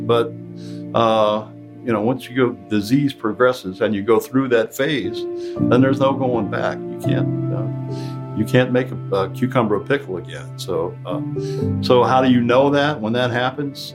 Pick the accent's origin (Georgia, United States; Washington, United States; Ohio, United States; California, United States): Ohio, United States; southeast rural; moved away as an adult; now in Detroit, United States; I was born from an intact family in southeast rural Ohio. We didn't have any much. I went to the service. I came back